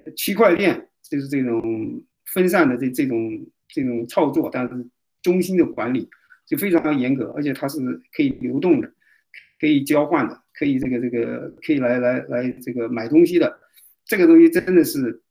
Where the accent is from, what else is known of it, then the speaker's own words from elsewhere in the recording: China; 我们中国人只有推翻中共，我们人才活得有体面，才会有尊严。